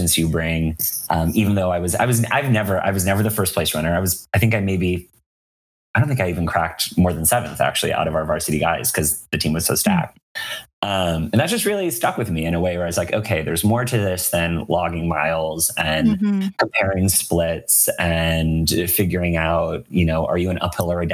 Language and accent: English; Western Massachusetts, United States; now in San Francisco, United States; I grew up in Western Massachusetts